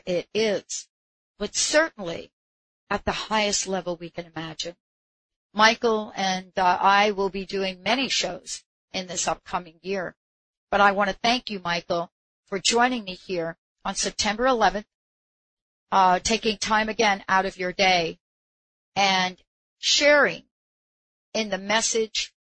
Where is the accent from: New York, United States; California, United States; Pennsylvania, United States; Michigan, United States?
New York, United States; I'm from New York